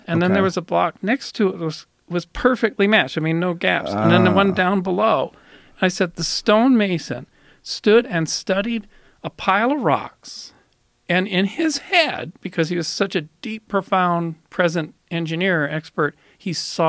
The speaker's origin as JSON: {"language": "English", "country": "Canada", "said": "I'm a Canadian"}